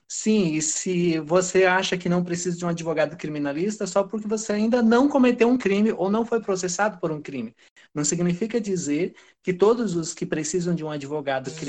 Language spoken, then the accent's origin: Portuguese; Pará, Brazil; accent: southern R; é, eu sou do Pará, mas eu não tenho a cultura paraense. Eu acabei sendo criado apenas por sulistas e essa, esse R puxado ele vem sim do sul.